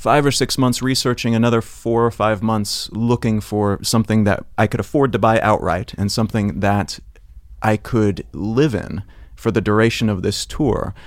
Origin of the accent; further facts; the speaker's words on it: Columbia, Missouri, United States; moved away; I grew up in Columbia, Missouri